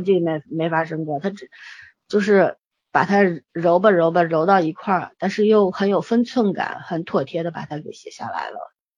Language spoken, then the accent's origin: Chinese; China; 我们中国人